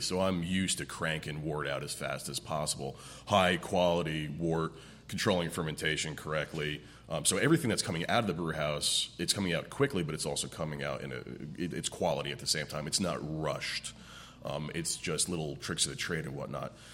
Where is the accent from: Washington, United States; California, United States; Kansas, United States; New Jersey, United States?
New Jersey, United States; moved away as an adult; also born or lived in Central Oregon; I got the chance to move out west to uh, Central Oregon because I grew up in New Jersey